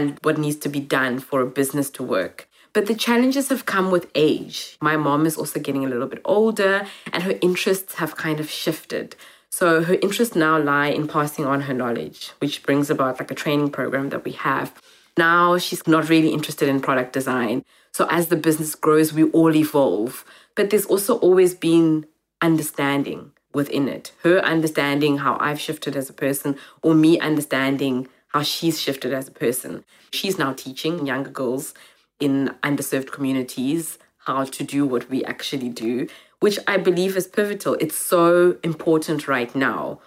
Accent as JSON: {"language": "English", "town": "Cape Town", "region": "Western Cape", "country": "South Africa", "tie": "born or raised there", "also_born_or_lived": "Zimbabwe", "said": "growing up in Cape Town"}